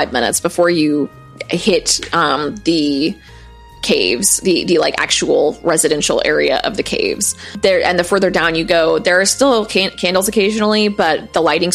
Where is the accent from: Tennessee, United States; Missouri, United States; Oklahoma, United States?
Missouri, United States; where I grew up in Missouri, there's like a bunch of caves